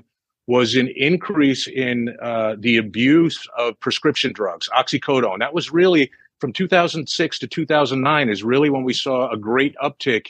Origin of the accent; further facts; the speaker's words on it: New Jersey, United States; moved away as an adult; also born or lived in Delaware; now in Los Angeles, United States; I grew up in New Jersey